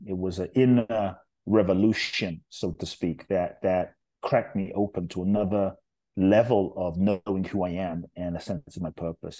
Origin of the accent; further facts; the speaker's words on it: London, United Kingdom; also born or lived in Ghana; now in United States; I grew up in London, um, South London, actually, Brixton, Peckham, um, Thornton Heath, um, Dulwich